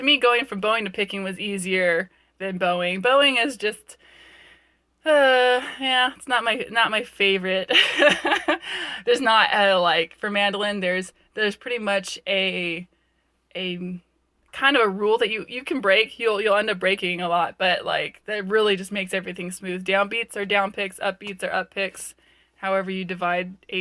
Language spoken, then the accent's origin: English; Ventura County, Southern California, United States; I grew up in Ventura County, so Southern California girl